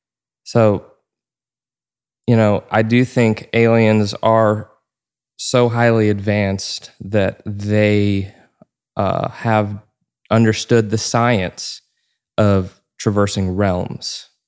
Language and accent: English; Georgia, United States; born or raised there